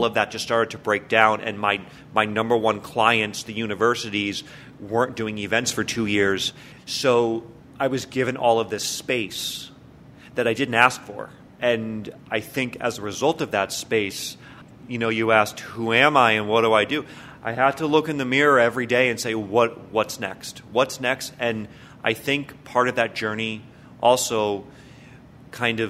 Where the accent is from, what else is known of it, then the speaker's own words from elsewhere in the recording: Hartford, Connecticut, United States; also born or lived in Quiet Corner, Connecticut; I grew up more in the Hartford area.